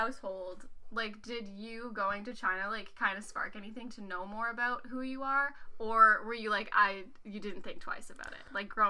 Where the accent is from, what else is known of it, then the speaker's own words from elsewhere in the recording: Nova Scotia, Canada; I'm from Nova Scotia, yeah. Canada.